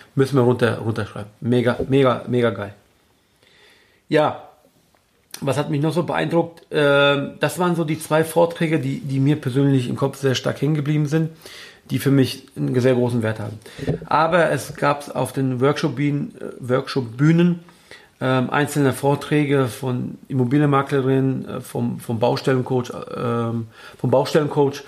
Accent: Germany; hier bei uns in Deutschland

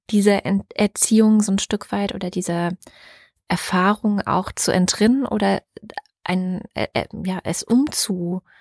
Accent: Southern Germany, Germany; ich bin zwar ein Teil in Süddeutschland zur Schule gegangen, aber ein Teil habe ich auch meiner Kindheit in Ostdeutschland verbracht

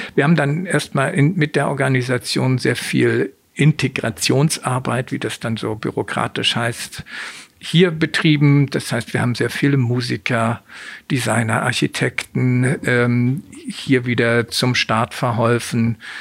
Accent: Hamburg, Germany; Ich bin in Hamburg geboren, aufgewachsen

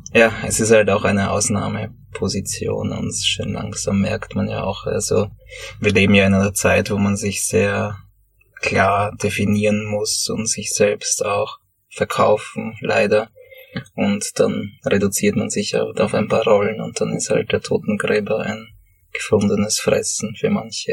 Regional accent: Sommerein, Lower Austria, Austria; also born or lived in Höflein / Vienna; ich grabe an den Orten, wo ich aufgewachsen bin. In Sommerrhein hier, wo ich meine Kindheit verbracht habe

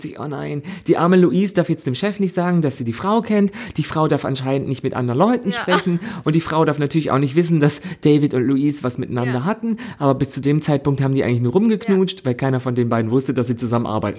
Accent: Germany; ich es da als Deutscher

